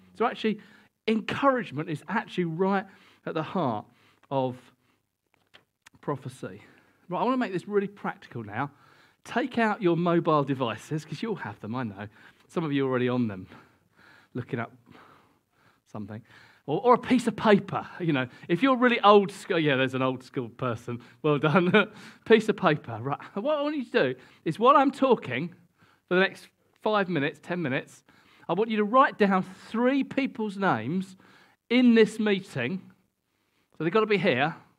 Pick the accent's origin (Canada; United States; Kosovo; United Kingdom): United Kingdom; we're British and we don't do this sort of thing very much